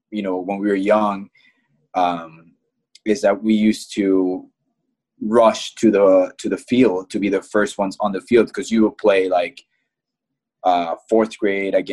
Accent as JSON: {"language": "English", "region": "Midwest", "country": "United States", "tie": "born or raised there", "said": "growing up in the Midwest, I think one of the biggest things that you hear about is Creighton soccer camps, right?"}